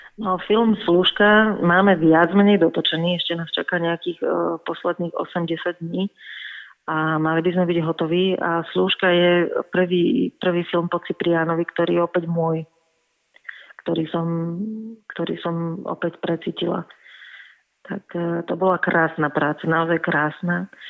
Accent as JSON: {"language": "Slovak", "town": "Čakajovce", "region": "Nitra Region", "country": "Slovakia", "tie": "born or raised there", "said": "v mojej rodnej dedine v Čakajúciach pri Nitre"}